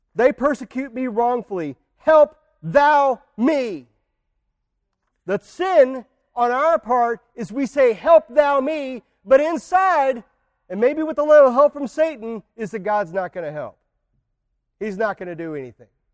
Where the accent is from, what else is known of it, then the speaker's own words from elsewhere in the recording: United States; we as American Christians